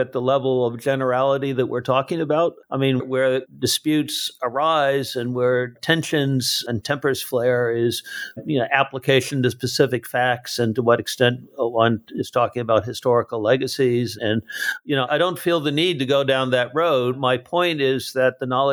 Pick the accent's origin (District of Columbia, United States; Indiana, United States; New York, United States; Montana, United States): District of Columbia, United States; Washington; also born or lived in Saipan; I grew up from mid-1960 until I went off to college in the environs of the suburbs of D.C.